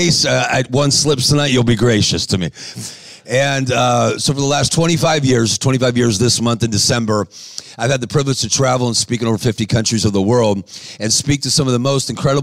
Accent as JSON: {"language": "English", "town": "Los Angeles", "region": "California", "country": "United States", "said": "I'm from Los Angeles, California"}